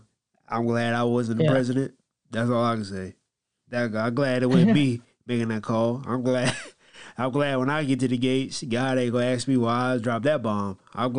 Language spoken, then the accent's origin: English; the South, United States; I'm from the South.